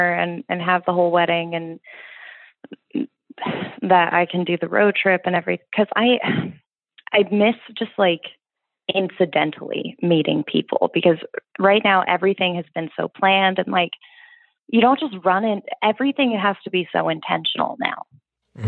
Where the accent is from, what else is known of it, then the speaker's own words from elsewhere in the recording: East Coast, United States; growing up on the East Coast